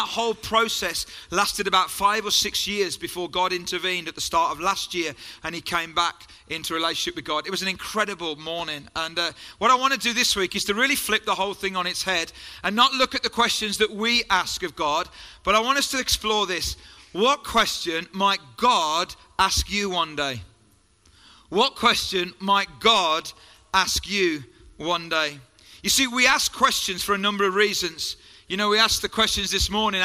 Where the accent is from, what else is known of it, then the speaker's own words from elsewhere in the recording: Hagley, West Midlands, United Kingdom; accent: Black Country; I was brought up in Hagley and Pedmore